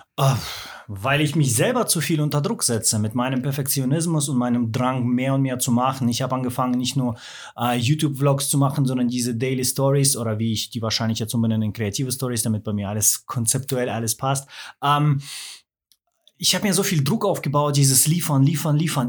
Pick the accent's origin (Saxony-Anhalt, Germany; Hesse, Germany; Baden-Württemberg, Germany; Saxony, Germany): Baden-Württemberg, Germany; Swabia; Also ich bin, äh, im Schwaberländle aufgewachsen